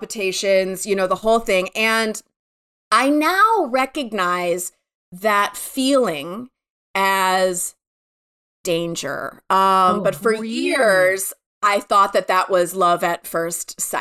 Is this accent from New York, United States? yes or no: no; Michigan, United States; moved away; I grew up in Michigan, in a suburb of Michigan in the 70s and 80s